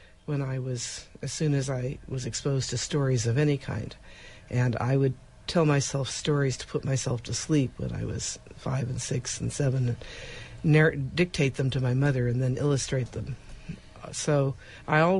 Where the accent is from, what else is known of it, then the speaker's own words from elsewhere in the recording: Southern California, United States; I grew up in Southern California